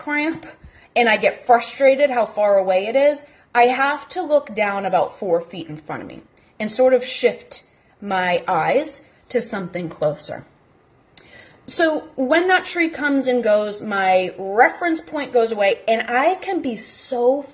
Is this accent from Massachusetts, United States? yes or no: yes; Massachusetts, United States; moved away; also born or lived in the South; I'm originally from the North, born and raised in Massachusetts.